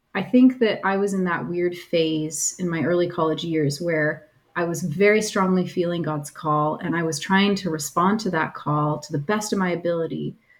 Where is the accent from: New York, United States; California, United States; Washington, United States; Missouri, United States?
Washington, United States; close to Seattle area; I grew up in Washington State, close to Seattle area